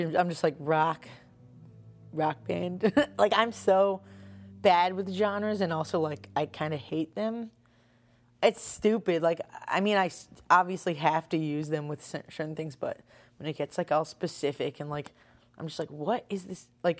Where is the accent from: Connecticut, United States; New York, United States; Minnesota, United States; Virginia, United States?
New York, United States; Long Island; moved away as an adult; also born or lived in Purchase, New York / Brooklyn, United States; now in Philadelphia, United States; I'm from Long Island.